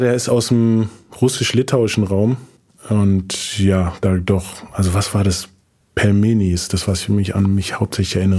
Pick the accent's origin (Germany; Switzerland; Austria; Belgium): Germany; Berlin; also born or lived in Frankfurt; Meine Eltern leben beide noch in Morbid auch, also quasi auch in der gleichen Gegend, wo ich aufgewachsen bin